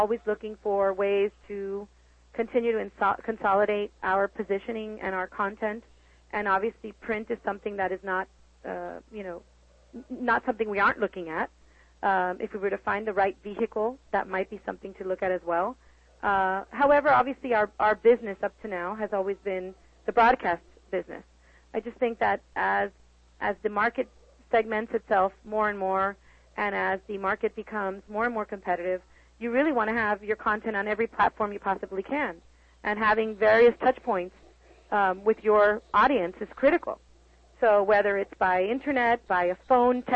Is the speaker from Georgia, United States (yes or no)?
no; Los Angeles, California, United States; now in Miami, United States; I was born in Los Angeles